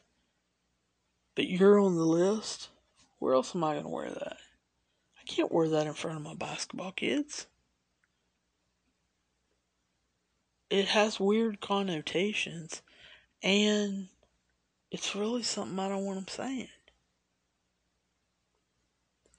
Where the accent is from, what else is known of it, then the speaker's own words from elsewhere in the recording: United States; I'm an American